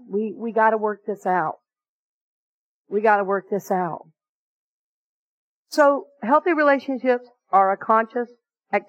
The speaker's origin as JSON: {"language": "English", "region": "the South", "country": "United States", "tie": "born or raised there", "said": "the way I grew up in the South at that particular time."}